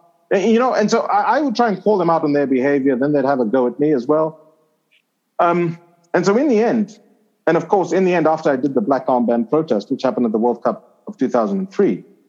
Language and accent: English; Zimbabwe; also born or lived in Zambia; in Zimbabwe, I never really fit in the country for a number of reasons. One, I was foreign born. So I was born in Zambia. Two, I didn't speak the vernacular languages in Zimbabwe.